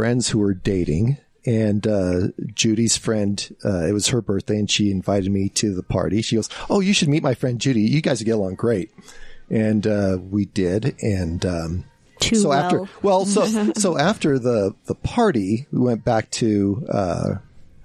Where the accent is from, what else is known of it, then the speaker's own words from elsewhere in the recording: California, United States; moved away as an adult; now in Utah, United States; I grew up in California